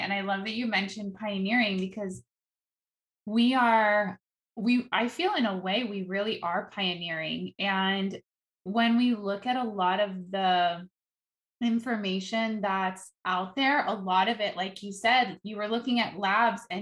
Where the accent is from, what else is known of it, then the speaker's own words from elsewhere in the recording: Netherlands; moved away; I grew up in Holland